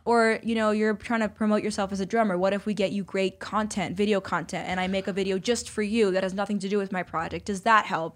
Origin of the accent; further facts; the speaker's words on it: New York City, New York, United States; growing up in New York City